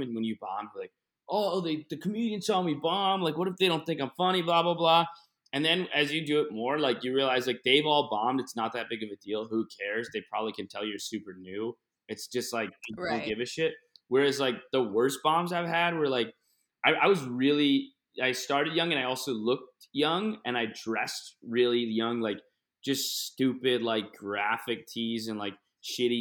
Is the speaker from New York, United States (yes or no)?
yes; Buffalo, New York, United States; I grew up in Buffalo with my friends